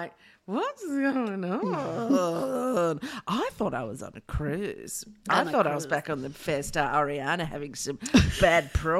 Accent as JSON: {"language": "English", "country": "New Zealand", "said": "I don't know why I'm still Kiwi, but fuck, it's good."}